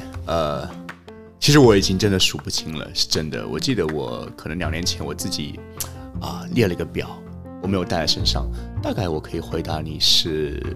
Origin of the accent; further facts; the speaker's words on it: Shanghai, China; 我老家不是上海，但是我从小两岁就在上海，嗯，一直到高中。